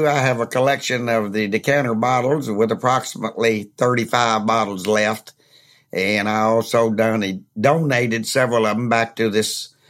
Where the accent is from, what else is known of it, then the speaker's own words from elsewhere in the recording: Lawrenceburg, Kentucky, United States; Well, and I'm from Lawrenceburg.